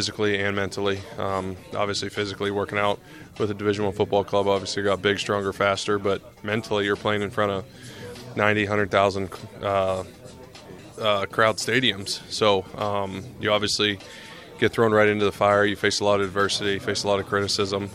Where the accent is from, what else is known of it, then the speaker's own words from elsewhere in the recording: Pennsylvania, United States; I'm from Pennsylvania